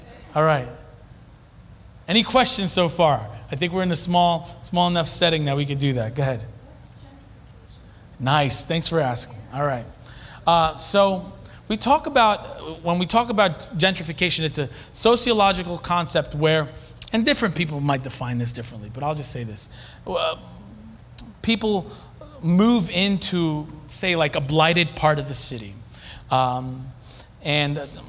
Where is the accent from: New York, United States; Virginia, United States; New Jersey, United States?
New York, United States; Hempstead; moved away as an adult; now in Philadelphia, United States; I'm from Hempstead, New York